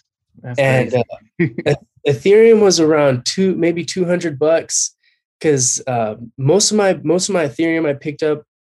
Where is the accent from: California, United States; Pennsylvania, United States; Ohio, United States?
California, United States; Covina; I've been born and raised in Covina, California